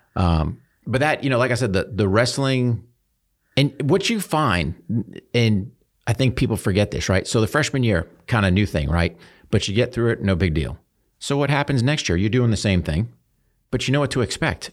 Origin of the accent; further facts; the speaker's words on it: New Hampshire, United States; I grew up in New Hampshire